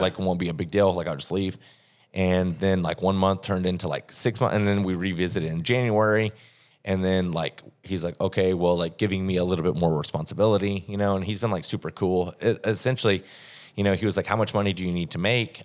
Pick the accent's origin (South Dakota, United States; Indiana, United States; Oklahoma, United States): Oklahoma, United States; moved away as an adult; also born or lived in Fort Smith, Arkansas / Tulsa, Oklahoma / Columbia, Missouri / San Diego, California; now in St. Louis, United States; from Oklahoma.